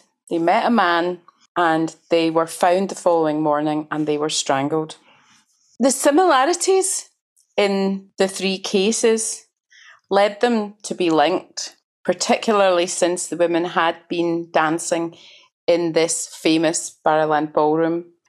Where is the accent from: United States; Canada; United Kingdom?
United Kingdom; Glasgow, Scotland; Well, I grew up in Glasgow